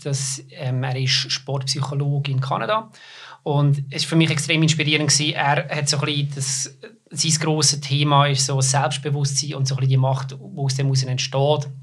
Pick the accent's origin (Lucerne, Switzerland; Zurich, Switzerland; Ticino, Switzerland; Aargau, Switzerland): Lucerne, Switzerland; ich komme aus Luzern